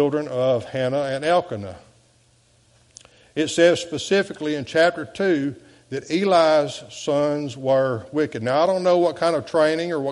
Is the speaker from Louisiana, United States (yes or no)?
yes; DeQuincy, Louisiana, United States; moved away as an adult; now in Morgan City, United States; I left my hometown of De Quincy